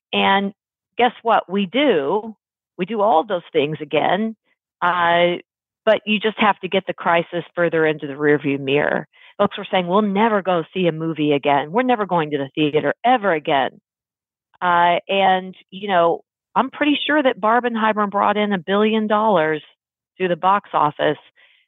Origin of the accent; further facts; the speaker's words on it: Texas, United States; I was quite into college ball growing up in Texas. That was really the Texas thing, high school and college ball.